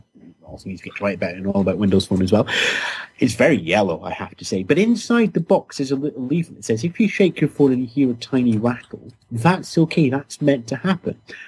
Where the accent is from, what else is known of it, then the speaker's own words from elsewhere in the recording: United Kingdom; being British